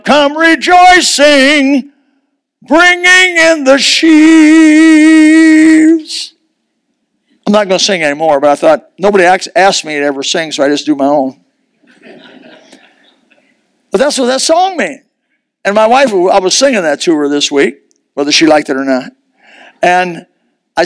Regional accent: United States; I was raised in Amish country.

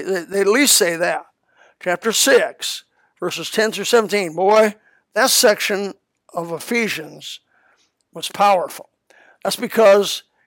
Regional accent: Elkhart, Indiana, United States; now in Florida, United States; where I was raised in Elkhart

